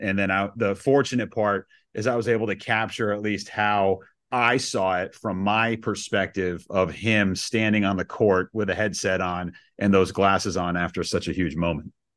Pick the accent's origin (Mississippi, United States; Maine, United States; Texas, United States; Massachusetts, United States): Massachusetts, United States; Shelburne Falls; also born or lived in Richmond, Virginia; I grew up in Western Mass, small town, ninety-nine kids in my graduating class